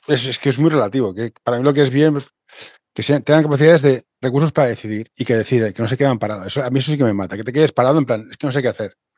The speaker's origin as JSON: {"language": "Spanish", "town": "Barcelona", "region": "Catalonia", "country": "Spain", "said": "tú y yo somos del municipio de Barcelona"}